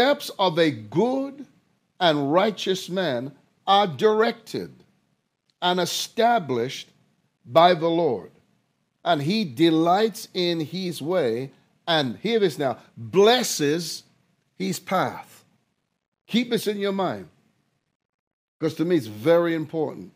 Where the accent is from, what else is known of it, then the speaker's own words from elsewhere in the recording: London, United Kingdom; If you come from a country like I do, where there was a class system, I was raised in London